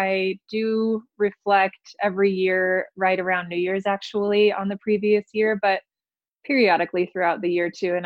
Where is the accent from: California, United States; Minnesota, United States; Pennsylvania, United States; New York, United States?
California, United States; Los Angeles; moved away as an adult; also born or lived in Santa Barbara / Newport Beach / Taiwan / Berlin, Germany; now in Reno, United States; I grew up in Greater Los Angeles